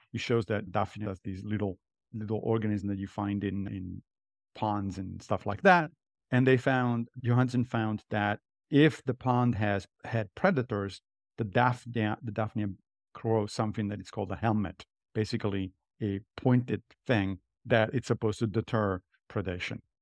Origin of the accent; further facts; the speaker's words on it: Italy; moved away as an adult; now in New York, United States; I grew up in Italy